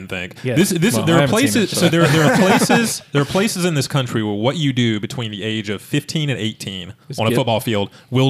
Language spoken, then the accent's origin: English; the South, United States; where we grew up in the South